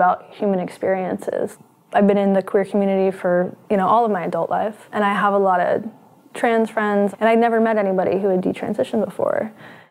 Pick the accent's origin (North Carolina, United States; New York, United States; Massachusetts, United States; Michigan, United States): North Carolina, United States; now in Seattle, United States; I'm from North Carolina. I live in Seattle.